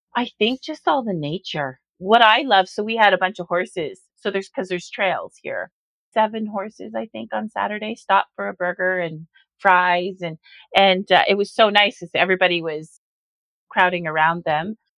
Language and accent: English; Orangeville, Ontario, Canada; when I was growing up in Orangeville in the 70s